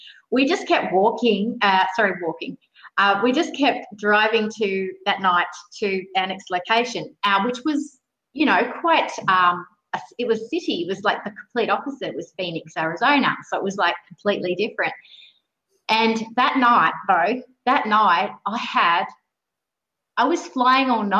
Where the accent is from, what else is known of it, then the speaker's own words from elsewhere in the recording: Sydney, New South Wales, Australia; I grew up in Sydney